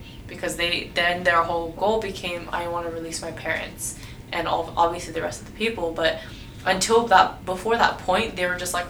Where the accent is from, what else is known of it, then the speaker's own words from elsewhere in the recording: United States; I was born and raised in America, right? So, but I'm also an ethnic Uyghur.